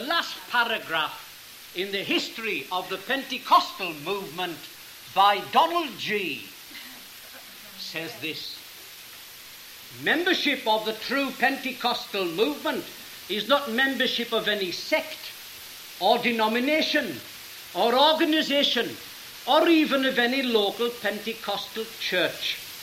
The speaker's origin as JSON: {"language": "English", "town": "Sunderland", "region": "North East England", "country": "United Kingdom", "tie": "born or raised there", "said": "That's my hometown."}